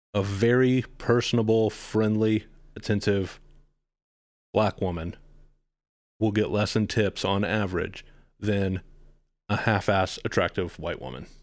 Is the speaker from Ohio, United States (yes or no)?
no; Dallas, Texas, United States; also born or lived in Austin / Philadelphia; I grew up in Dallas